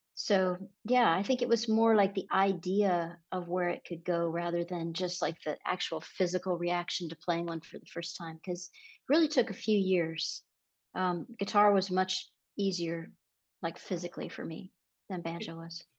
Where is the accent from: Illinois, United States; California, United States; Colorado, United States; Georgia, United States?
California, United States; San Diego; moved away; also born or lived in San Francisco, California; I grew up in La Jolla